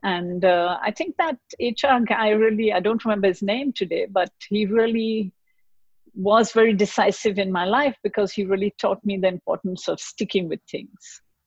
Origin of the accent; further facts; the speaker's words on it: Mumbai, Maharashtra, India; moved away; also born or lived in Basel, Switzerland / Geneva, Switzerland / Lausanne, Switzerland; I grew up in Bombay in India, and my dad used to work for a Swiss pharmaceutical company